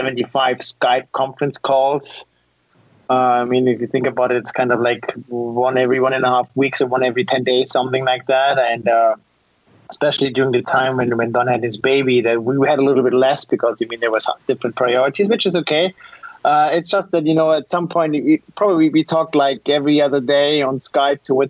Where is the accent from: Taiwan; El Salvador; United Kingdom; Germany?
Germany; now in Switzerland; I'm originally from Germany. I got around a little bit